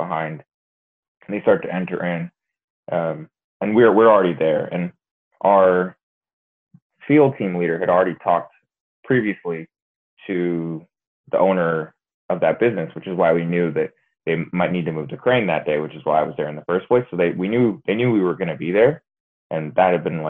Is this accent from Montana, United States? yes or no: no; Reading, Pennsylvania, United States; also born or lived in Lagos, Nigeria; now in Oklahoma, United States; I was born in Lagos, Nigeria. After that, when I was around 2 years old, I moved to Reading, Pennsylvania